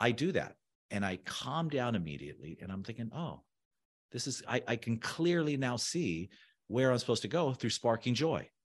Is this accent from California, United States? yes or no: yes; Orange County, Southern California, United States; moved away; also born or lived in South Beach, Miami; I grew up in Southern California in the O C.